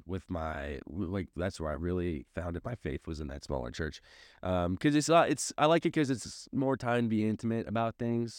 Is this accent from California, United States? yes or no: no; St. Louis, Missouri, United States; moved away as an adult; now in Springfield, United States; I grew up in Saint Louis, which is a heavily Catholic town